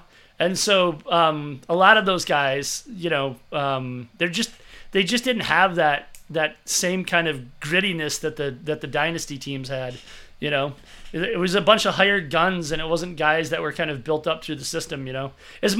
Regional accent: Michigan, United States; moved away; I was living in Michigan at the time. I'm from Michigan.

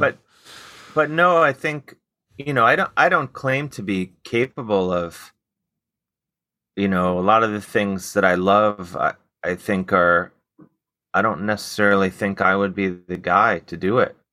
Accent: Cleveland, Ohio, United States; growing up in Cleveland

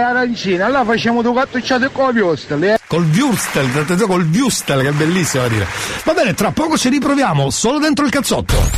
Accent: Catania, Sicily, Italy; Noi trasmettiamo da Catania

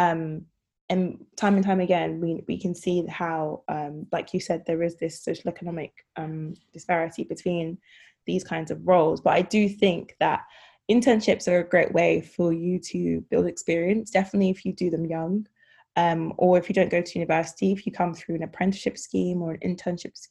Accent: London, United Kingdom; also born or lived in Ghana / Nottingham; I was living at home, so I was able to, I guess, not have to pay rent and stuff because I'm from London

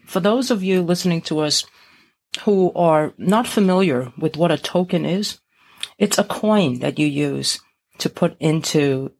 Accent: New York City, New York, United States; also born or lived in Brazil; I was born in Brazil, South America, from an Asian family, and grew up in Brooklyn, New York.

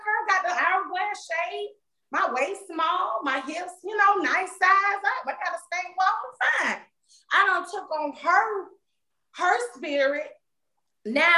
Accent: Florida, United States; moved away as an adult; I went to college far away, probably three states over from Florida, because I'm from Florida

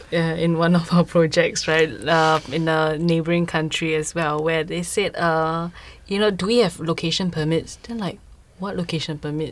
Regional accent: Singapore; I'm Singaporean

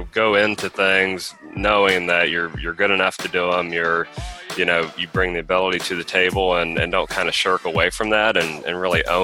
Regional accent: Midwest, United States; moved away as an adult; now in Houston, United States; I'm originally from the Midwest and have been down in Houston for about a year

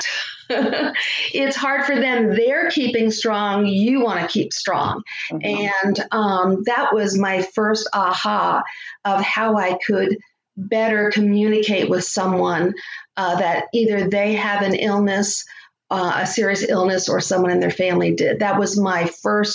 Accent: Connecticut, United States; moved away as an adult; now in Florida, United States; I grew up in Connecticut

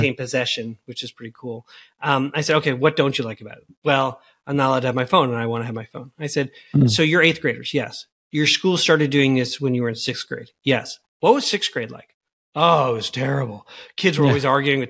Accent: Long Island, New York, United States; now in Missouri, United States; I grew up on Long Island.

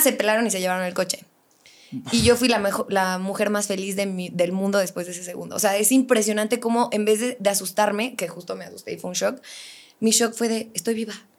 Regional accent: Querétaro, Mexico; also born or lived in Morelia, Michoacán; siempre digo que soy de Querétaro, pero omito la parte de nací en Morelia, pero a los tres días me fue a vivir a Querétaro y toda mi vida he vivido aquí

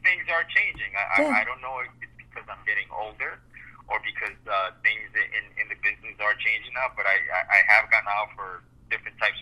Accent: Colombia; moved away; I'm Colombian. I was born in Colombia

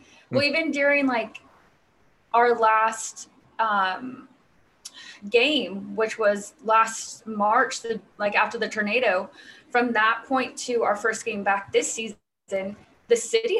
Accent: California, United States; California. So Southern California.

